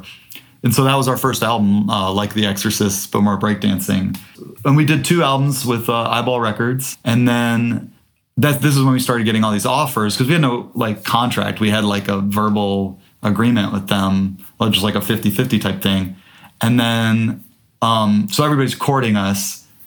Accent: Midwest, United States; because as Midwesterner in 2001, that was like a really East Coast sound.

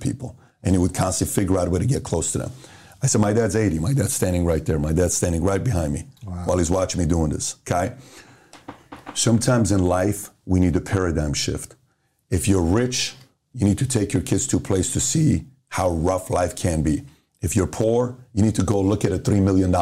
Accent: Iran; also born or lived in Los Angeles, California; now in United States; So I grew up in Iran.

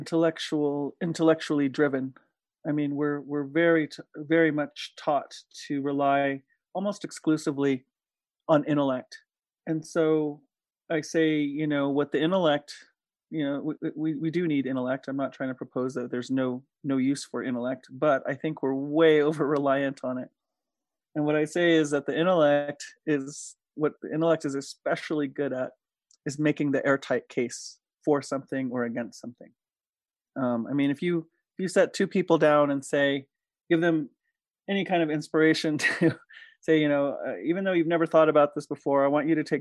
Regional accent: Diné Nation, Navajo Nation, United States; now in Taos, United States; I come from Diné Nation. As my daughter says, people know us incorrectly as Navajo

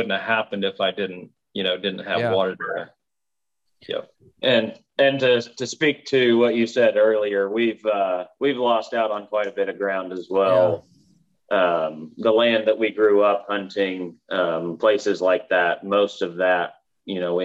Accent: Kansas, United States; we're from Kansas

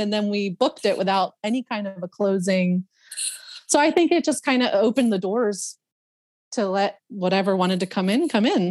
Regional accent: Philadelphia, Pennsylvania, United States; moved away; I grew up in Northeast Philadelphia

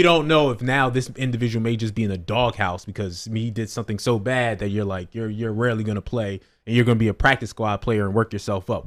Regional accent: New Jersey, United States; I'm from North Jersey

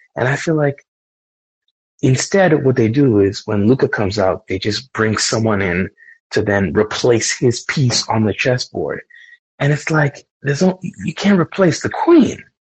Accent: New York, United States; I grew up in New York

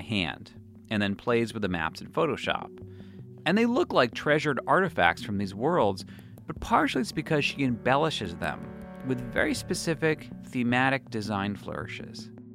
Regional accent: United States; as an American growing up in the Cold War

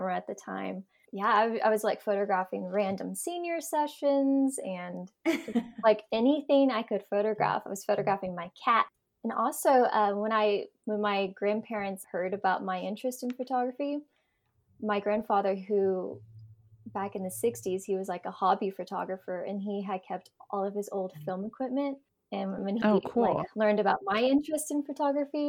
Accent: Burleson, Texas, United States; I grew up in Burleson, Texas

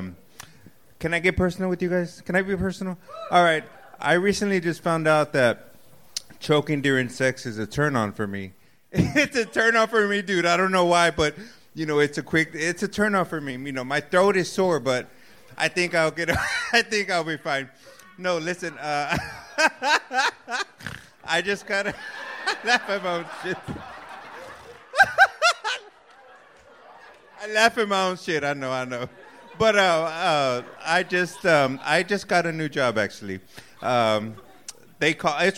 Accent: Austin, Texas, United States; moved away as an adult; also born or lived in Round Rock, Texas; now in San Antonio, United States; I'm from Austin, born and raised here, so I started comedy here. Then I moved to San Antonio

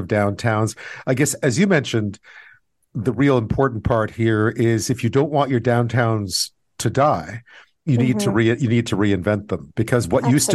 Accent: Canada; a Canadian

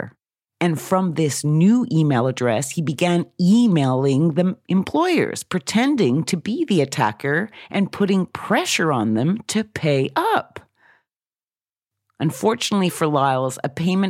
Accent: Oxford, South East England, United Kingdom; my hometown of Oxford in the United Kingdom

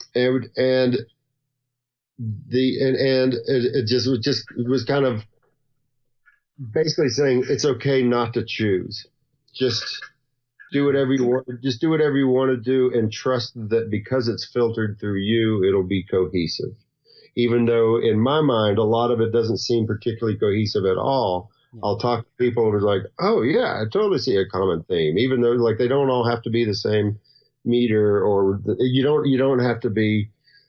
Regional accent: the South, United States; accent: Southern; moved away; also born or lived in California / Western North Carolina / Nashville / Portland; I've got a Southern accent and I'm from the South

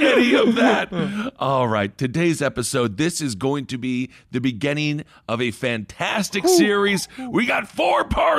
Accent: Wisconsin, United States; I'm from Wisconsin

